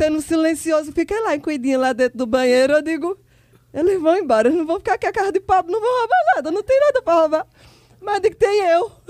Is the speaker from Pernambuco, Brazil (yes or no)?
yes; Serra Talhada, Pernambuco, Brazil; Enfim, eu sou de Serra Talhada, Pernambuco. É, fui morar em Petrolina.